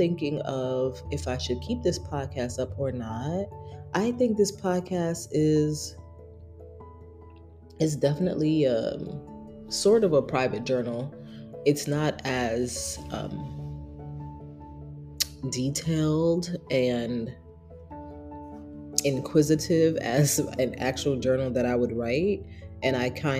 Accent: New York City, New York, United States; moved away as an adult; also born or lived in San Diego; now in New Jersey, United States; I moved back to Brooklyn, which is my hometown

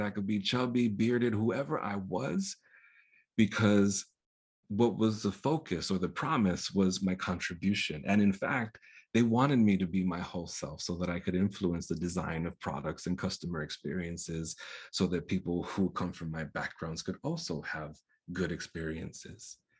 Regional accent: New York, United States; born or raised there; first language Spanish; English is a second language

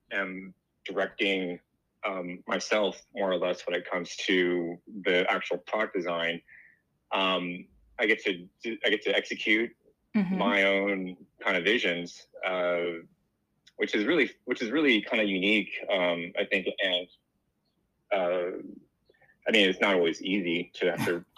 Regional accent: Los Angeles, California, United States; I'm from Los Angeles. I still live here.

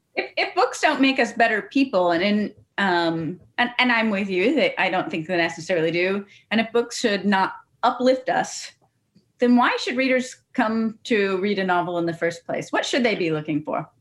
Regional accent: Cincinnati, Ohio, United States; I'm from Cincinnati myself

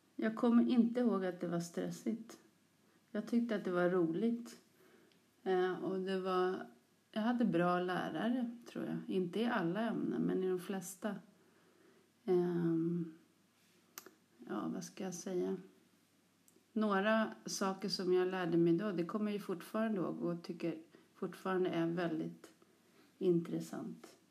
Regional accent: Sollentuna, Stockholm County, Sweden; Jag är uppväxt i Sollentuna, precis som du, men längre norrut. Något som heter Törnskogen

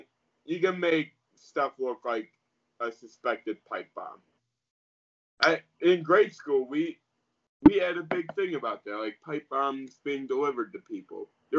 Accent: Chicago, Illinois, United States; I grew up in Chicago

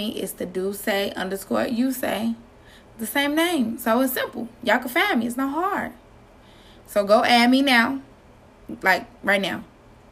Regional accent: Chicago, Illinois, United States; I'm from the West Side

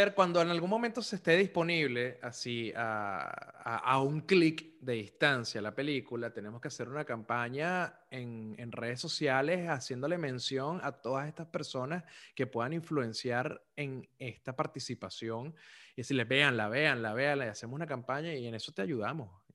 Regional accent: Caracas, Capital District, Venezuela; moved away; also born or lived in Zulia; yo fui criado en una embajada zuliana en Caracas

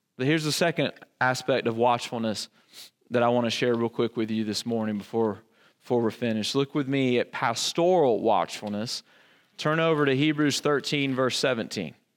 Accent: the Bible Belt, Southern United States, United States; I grew up in the Bible Belt

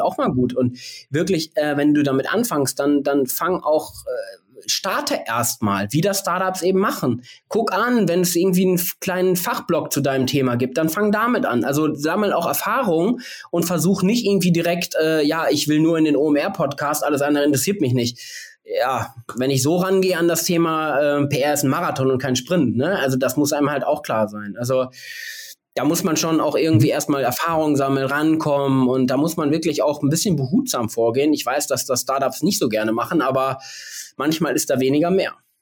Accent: Bielefeld, North Rhine-Westphalia, Germany; die ist wie ich aus Bielefeld

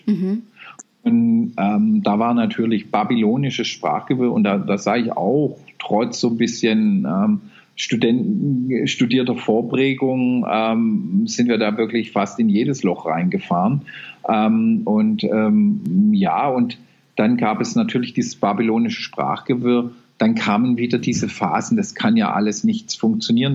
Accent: Baden-Württemberg, Germany; ich bin ein Badener

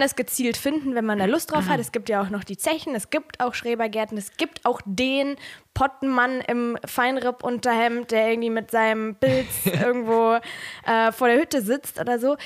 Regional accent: Ruhr area, North Rhine-Westphalia, Germany; now in Rhineland, Germany; ich komme aus dem Ruhrgebiet

